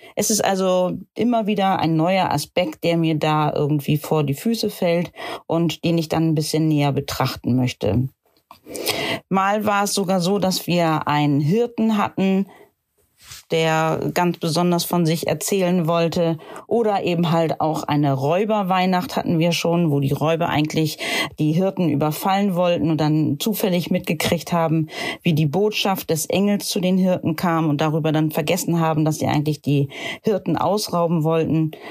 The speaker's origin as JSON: {"language": "German", "town": "Cuxhaven", "region": "Lower Saxony", "country": "Germany", "said": "ich komme aus Cuxhaven"}